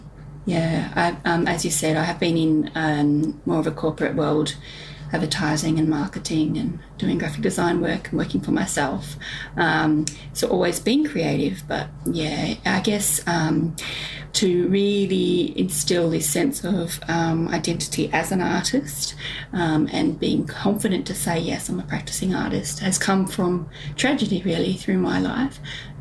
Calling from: Launceston, Tasmania, Australia; I am from Kanamaluka, which is in the West Tamar of Launceston in La Trobita, Tasmania.

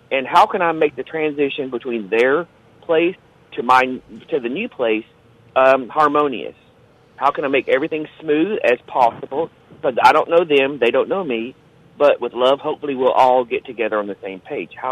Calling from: Hendersonville, Tennessee, United States; I'm from Hendersonville, Tennessee.

